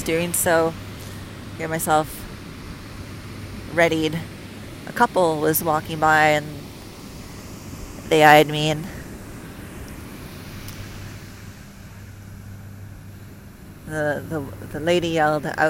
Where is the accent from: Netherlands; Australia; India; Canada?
Canada; moved away as an adult; also born or lived in United States / Puerto Vallarta, Mexico / Mazatlan, Mexico; I'm from Canada